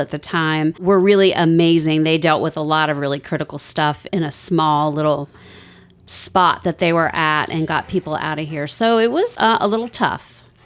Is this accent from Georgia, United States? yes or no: no; Vienna, Virginia, United States; moved away as an adult; now in Outer Banks, North Carolina, United States; I grew up in Northern Virginia, Vienna, Virginia